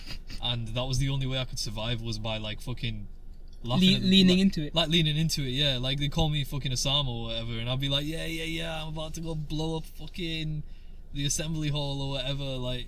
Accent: Yorkshire and the Humber, United Kingdom; accent: Yorkshire; Yeah, my dad's got a broader Yorkshire accent than I do.

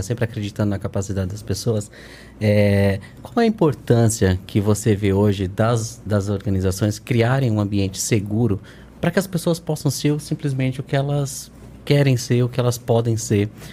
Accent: Northeast Region, Brazil; Sou, sou, sou nordestino

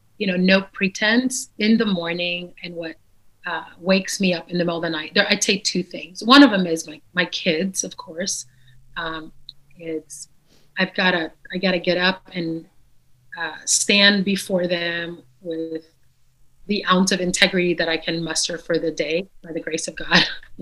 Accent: Caracas, Capital District, Venezuela; first language Dutch; English is a second language; also born or lived in Netherlands / Suriname; So I was born in the Netherlands, so I speak Dutch because of that. And then we moved to Suriname, which also speaks Dutch, but they have a dialect called Surinamese. And then at the age of 7 or 8, we moved to Caracas, Venezuela.

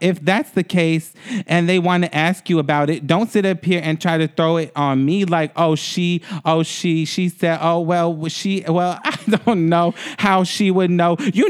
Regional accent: Atlanta, Georgia, United States; I'm from Atlanta, too.

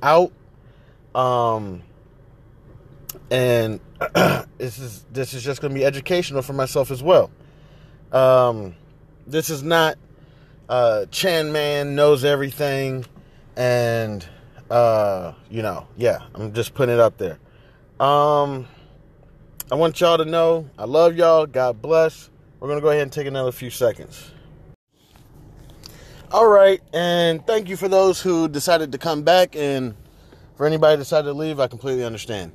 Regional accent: United States; I identify as American

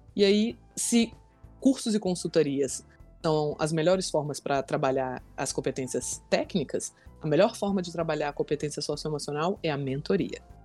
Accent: Brasília, Federal District, Brazil; eu nasci aqui em Brasília, é, sou filha né, da nossa capital federal

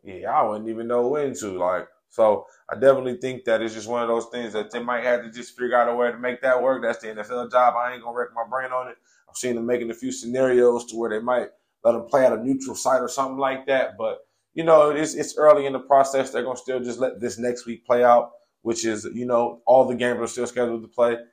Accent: Bay Area, California, United States; growing up in the Bay Area

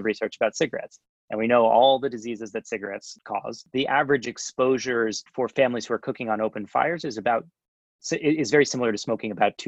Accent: New York, United States; first of all, I'm an engineer from New York.

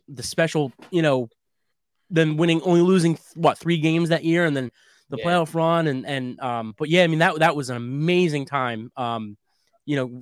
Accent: Philadelphia, Pennsylvania, United States; I'm from South Philly

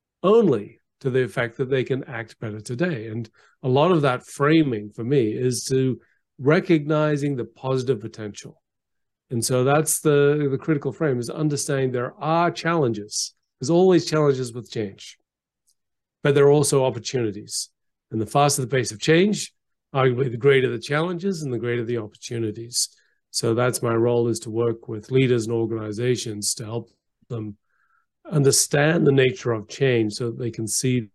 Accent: Geneva, Switzerland; also born or lived in Canberra, Australia; So I was born in Canberra, but I left very young. My father was I got a job with the United Nations. So I went to Geneva and went to the International School of Geneva.

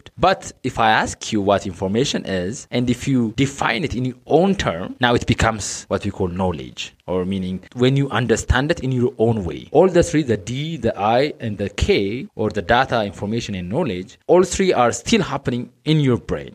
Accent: Addis Ababa, Ethiopia; I was born and raised in Addis

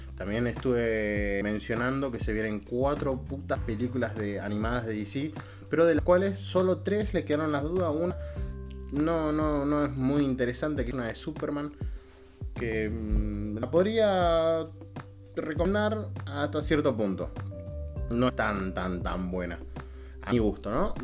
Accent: Bera, Buenos Aires Province, Argentina; yo soy de zona sur, soy de Vera

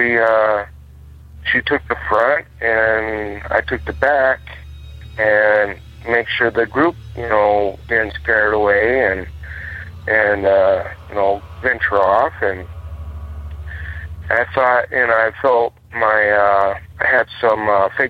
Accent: Seligman, Arizona, United States; also born or lived in Holbrook, Arizona; now in Phoenix, United States; My hometown of Seligman, Arizona

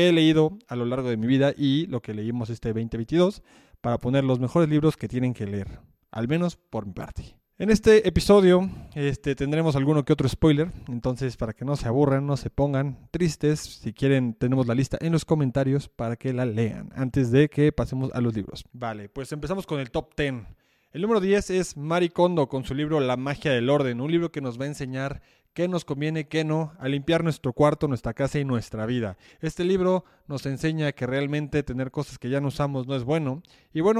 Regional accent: Mexico; Nos permite ver que no solo somos mexicanos, sino que tenemos varias raíces

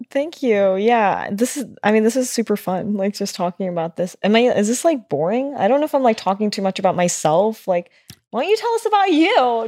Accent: United States; being Asian American, being born in the U S

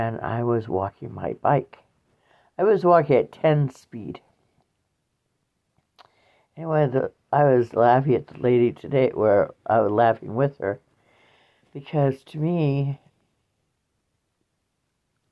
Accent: Waukon, Iowa, United States; my hometown was in Iowa, in Waukon, Iowa

